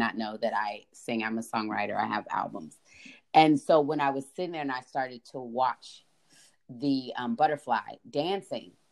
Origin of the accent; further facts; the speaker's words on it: California, United States; moved away; I grew up in California